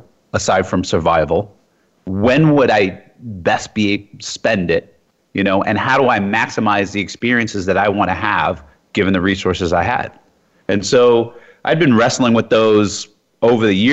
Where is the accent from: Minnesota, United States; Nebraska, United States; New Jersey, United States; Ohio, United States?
New Jersey, United States; Jersey City; moved away as an adult; also born or lived in Iowa / New York / U.S. Virgin Islands; I grew up in Jersey City, New Jersey.